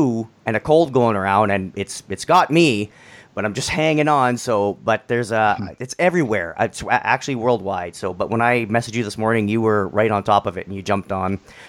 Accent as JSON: {"language": "English", "country": "Canada", "said": "I'm Canadian."}